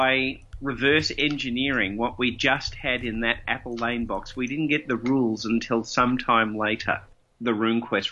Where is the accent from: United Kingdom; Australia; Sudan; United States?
Australia; Melbourne, Victoria; I grew up in Melbourne, and I did my formative years of being a role player in Melbourne